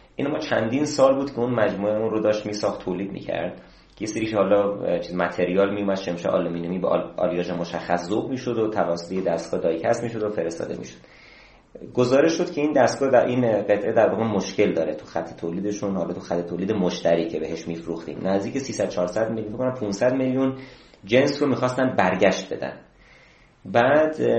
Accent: Ilam Province, Iran; moved away as an adult; من تو ایلام به دنیا اومدم یکی از روستاهای دور افتاده ایلام

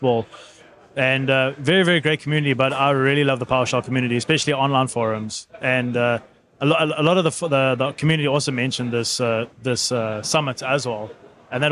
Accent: South Africa; I'm from South Africa

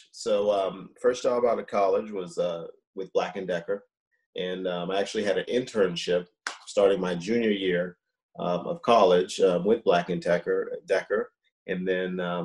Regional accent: Boston, Massachusetts, United States; moved away as an adult; also born or lived in Baltimore, Maryland / Atlanta, Georgia; I grew up in Boston

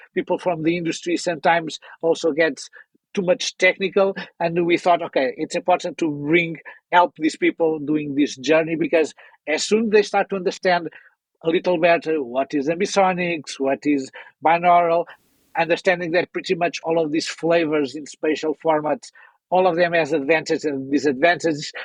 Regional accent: Portugal; I'm someone coming from Portugal

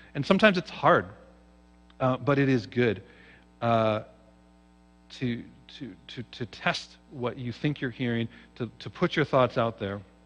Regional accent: Seattle, Washington, United States; I grew up in Seattle, Washington.

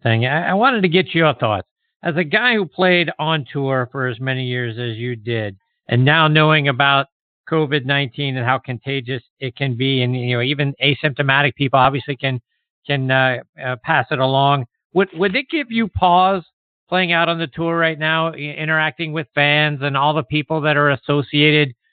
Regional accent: Pittsburgh, Pennsylvania, United States; my hometown of Pittsburgh, Pennsylvania

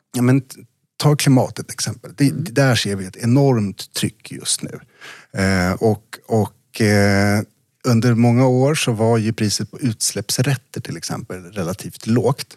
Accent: eastern Värmland, Sweden; På, på bruket i Öst, i Väst, i östra Värmland där jag växte upp

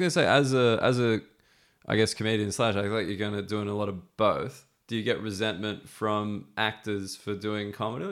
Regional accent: Australia; As an, as an Australian

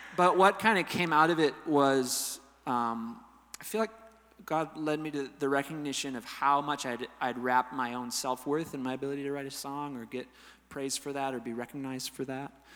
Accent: Amery, Wisconsin, United States; I grew up in Amory, Wisconsin, a little town

